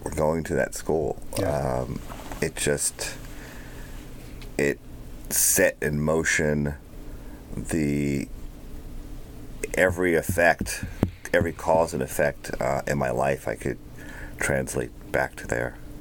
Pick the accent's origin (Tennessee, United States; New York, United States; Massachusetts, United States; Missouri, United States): New York, United States; moved away; I'm from New York